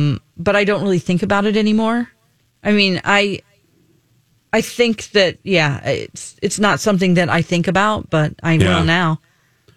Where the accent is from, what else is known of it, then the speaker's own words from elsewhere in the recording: the South, United States; I'm from the South